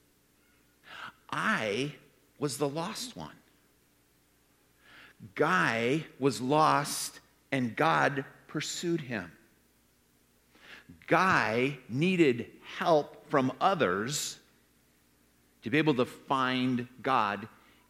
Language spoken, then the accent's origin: English; Rockford, Illinois, United States; I grew up in Rockford